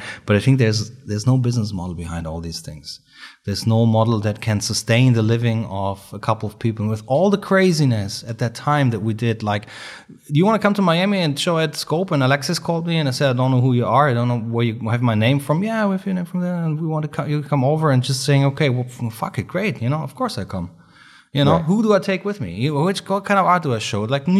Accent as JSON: {"language": "English", "country": "Germany", "second_language": "English", "said": "We're from Germany, of course, it was much easier for us to get in."}